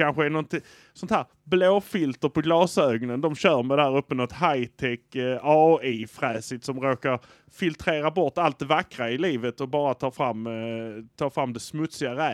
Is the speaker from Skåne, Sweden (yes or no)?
yes; Malmö, Skåne, Sweden; Och det är att vi är från Malmö